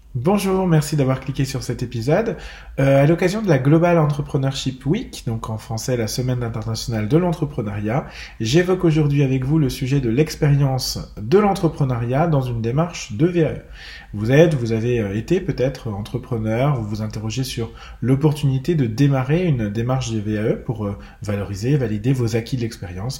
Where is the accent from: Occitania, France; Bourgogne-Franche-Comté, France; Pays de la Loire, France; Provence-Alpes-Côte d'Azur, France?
Bourgogne-Franche-Comté, France; chez moi en Franche-Comté